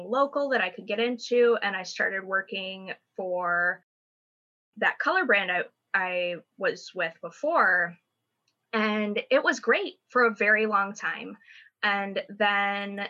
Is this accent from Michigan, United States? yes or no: yes; Michigan, United States; moved away as an adult; now in Los Angeles, United States; I am from Michigan originally, and my family and I have been here for 3 years